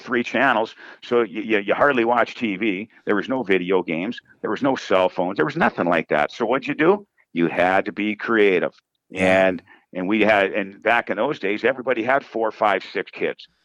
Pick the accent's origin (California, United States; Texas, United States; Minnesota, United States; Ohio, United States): Minnesota, United States; Coleraine; I grew up in Coleraine. That's where the high school is.